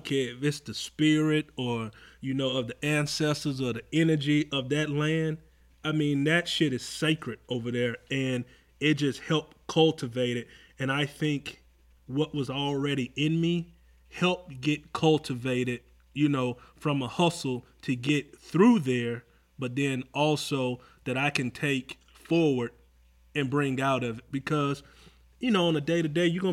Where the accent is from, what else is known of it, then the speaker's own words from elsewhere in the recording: Atlanta, Georgia, United States; Growing up in Atlanta